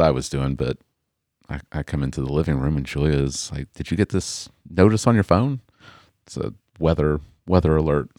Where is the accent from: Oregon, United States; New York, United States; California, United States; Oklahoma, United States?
Oklahoma, United States; I was born and raised in Oklahoma